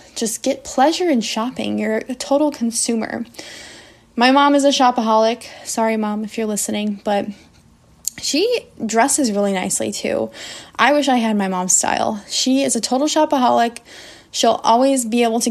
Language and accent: English; United States; I'm an English teacher from the United States.